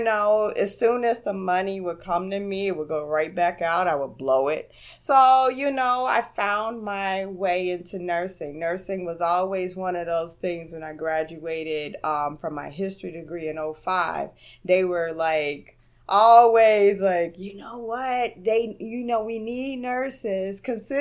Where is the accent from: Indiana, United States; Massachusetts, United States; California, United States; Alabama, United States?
Indiana, United States; Gary; moved away as an adult; also born or lived in Chicago area; now in New York, United States; Born and raised in Gary, Indiana.